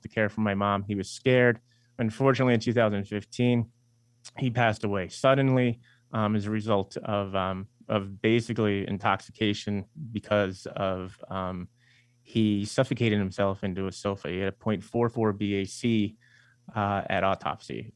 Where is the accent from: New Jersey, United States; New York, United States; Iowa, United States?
New York, United States; Eastern Long Island; We're from Eastern Long Island, and you know we both went to school in New York City